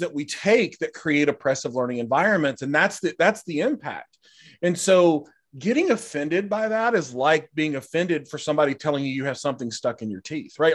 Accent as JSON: {"language": "English", "country": "United States", "said": "as an American society"}